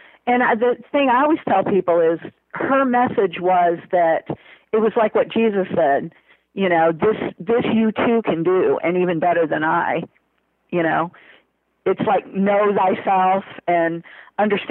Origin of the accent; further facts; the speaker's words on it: Chicago, Illinois, United States; growing up in Chicago